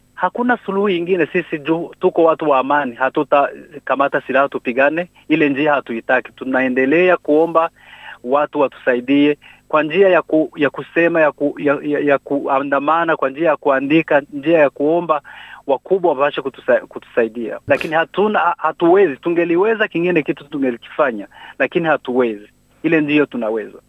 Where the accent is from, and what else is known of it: South Kivu, DR Congo; now in New South Wales, Australia